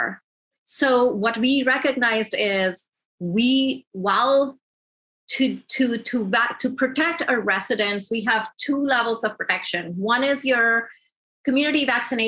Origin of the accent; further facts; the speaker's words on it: Georgia, United States; I'm from Georgia